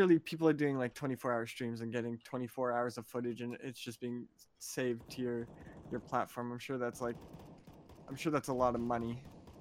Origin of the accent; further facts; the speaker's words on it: Moncton, New Brunswick, Canada; also born or lived in Shediac, New Brunswick; I grew up in New Brunswick, which is right on the coast